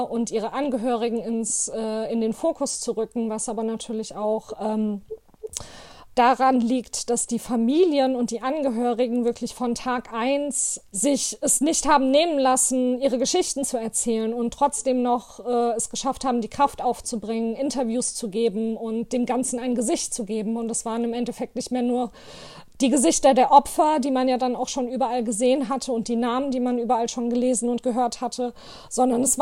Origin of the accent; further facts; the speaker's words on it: Hanau, Hesse, Germany; now in Offenbach, Germany; aus Offenbach. Ich bin geboren und aufgewachsen in Hanau